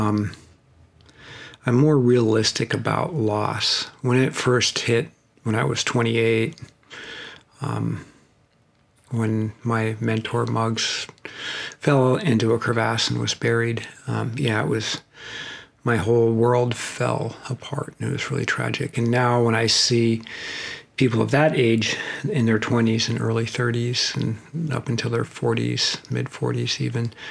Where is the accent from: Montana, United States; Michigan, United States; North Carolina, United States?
Montana, United States; Bozeman; I'm from Bozeman